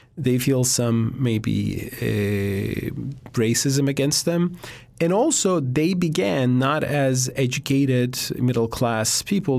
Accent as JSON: {"language": "English", "country": "Turkey", "moved": "yes", "lives_now": "United States", "said": "I'm from Turkey"}